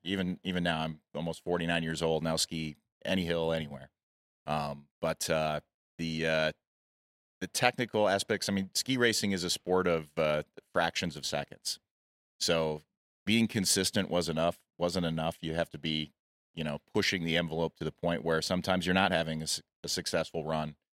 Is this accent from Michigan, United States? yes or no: yes; Michigan, United States; moved away as an adult; now in Utah, United States; I grew up in Michigan and moved to Utah to be near the mountains, uh, in my early twenties